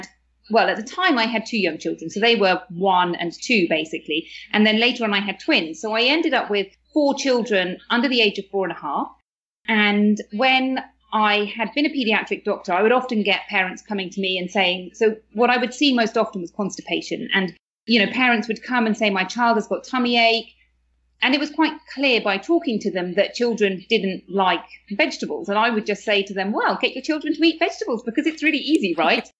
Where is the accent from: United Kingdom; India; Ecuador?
United Kingdom; moved away as an adult; now in Spain; you can probably tell from my accent that I'm from the UK